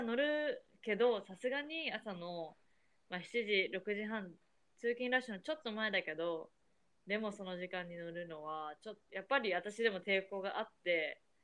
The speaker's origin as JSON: {"language": "Japanese", "region": "Tokyo", "country": "Japan", "tie": "born or raised there", "moved": "as an adult", "lives_now": "United States", "said": "私の実家が東京なの"}